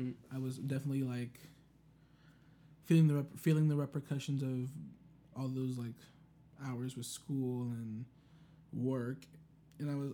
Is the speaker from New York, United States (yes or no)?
no; Round Rock, Texas, United States; I grew up in Texas, Central Texas, Round Rock, with a single mom